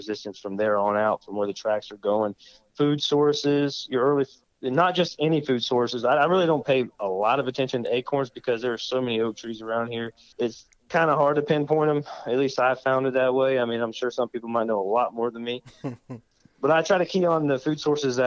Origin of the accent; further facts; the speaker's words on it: Umatilla, Florida, United States; I am from Central Florida. Hail from a little town called Umatilla, Florida, which is about as central as it gets. I kind of grew up hunting